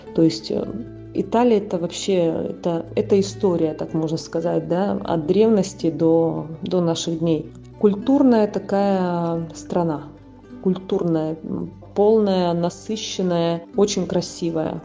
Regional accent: Yakutia, Sakha Republic, Russia; now in Italy; приехать в мой родной город, в республику

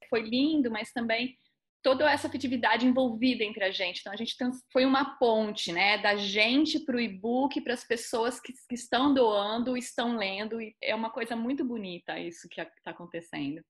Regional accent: Southeast Brazil, Brazil; eu sou do Sudeste

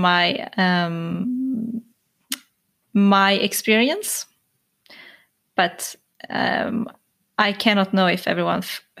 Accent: Sweden; I come from Sweden though, so I might be skewed

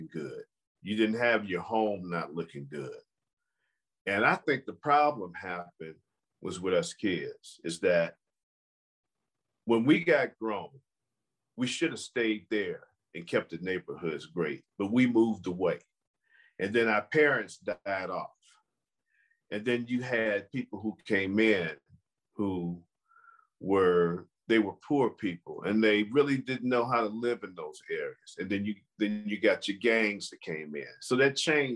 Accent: Chicago, Illinois, United States; now in Las Vegas, United States; I grew up in a neighborhood called Chatham

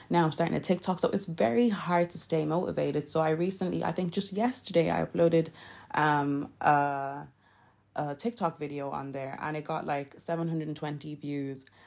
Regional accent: Nigeria; I'm Nigerian, so my English is a bit, you know, shaky

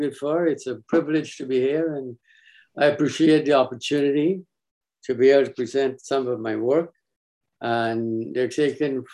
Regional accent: Guyana; Growing up in British Guyana, a child reluctant to go to school, hoping it would rain so hard

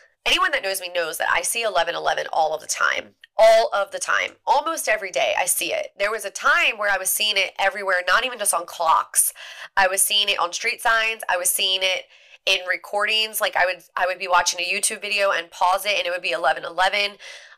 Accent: Eastern Shore of Maryland, United States; I grew up in the Eastern Shore of Maryland where there are deer everywhere

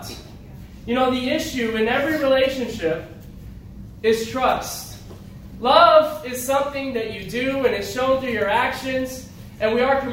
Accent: Syracuse, New York, United States; moved away as an adult; also born or lived in Chicago / California; now in Seattle, United States; I grew up in Syracuse, New York.

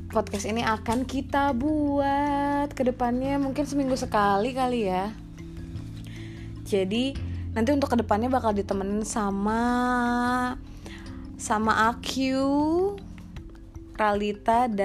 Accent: Bogor, West Java, Indonesia; gue asalnya dari tanah Sunda anjay Rain City eh

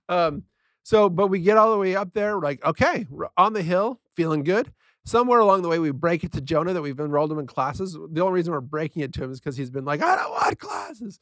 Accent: San Diego, California, United States; I grew up in San Diego, California

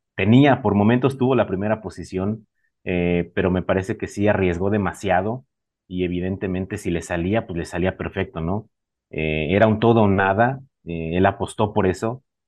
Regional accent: Mexico; como mexicano, como latino

